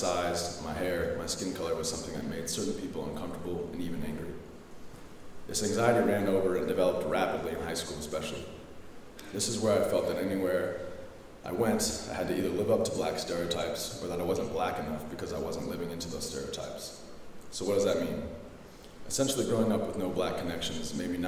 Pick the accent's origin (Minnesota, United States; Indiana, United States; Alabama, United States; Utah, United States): Indiana, United States; Goshen; also born or lived in Philadelphia; I was adopted into a wonderful but all-white family from here in Goshen